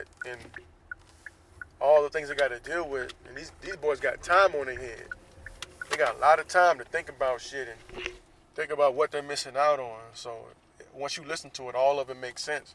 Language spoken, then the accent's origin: English; Jacksonville, Florida, United States; now in Southern California, United States; based in Jacksonville, Florida, my hometown.